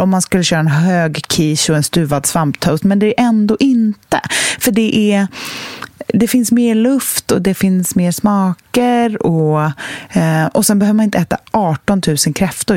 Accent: Sweden; traditionerna som vi svenskar har

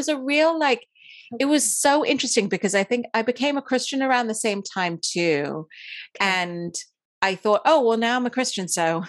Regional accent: Dubai, United Arab Emirates; also born or lived in India; I was born in India. I grew up in Dubai and I went to an English school there. So that's why I speak the way I do.

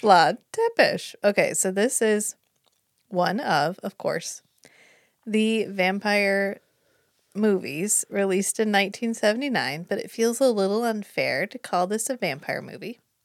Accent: United States; we're from America

